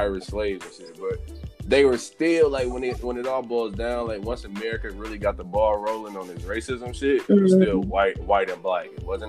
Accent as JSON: {"language": "English", "country": "Australia", "said": "Like, I'm Australian. I'm not even from here. I'm a minority too."}